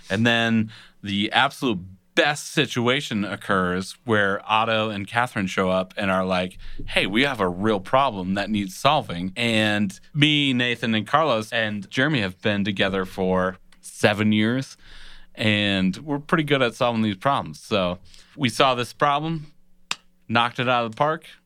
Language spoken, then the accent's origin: English; Honduras; I'm from Honduras.